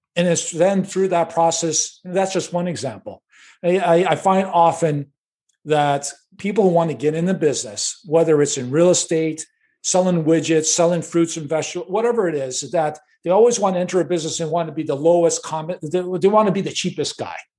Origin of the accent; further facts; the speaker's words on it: Chicago, Illinois, United States; Born and raised in Chicago, uh, on the north side of Chicago